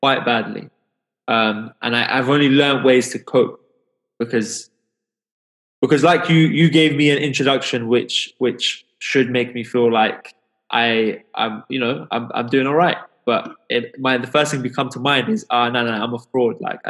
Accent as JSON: {"language": "English", "region": "London", "country": "United Kingdom", "tie": "born or raised there", "said": "growing up in London, coming from an immigrant background"}